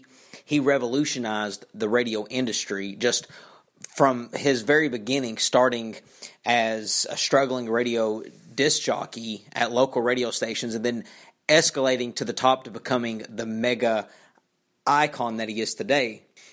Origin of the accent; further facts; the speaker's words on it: Eastern Kentucky, United States; from my hometown, from where I'm from, in Eastern Kentucky